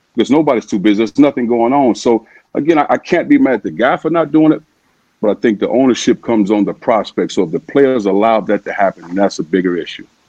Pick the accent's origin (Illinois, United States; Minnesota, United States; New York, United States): Illinois, United States; East St. Louis; growing up in East St. Louis